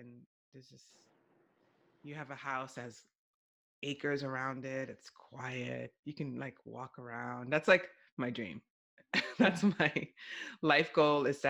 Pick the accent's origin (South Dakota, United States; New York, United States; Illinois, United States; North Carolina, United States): New York, United States; New York City; moved away as an adult; I grew up in New York City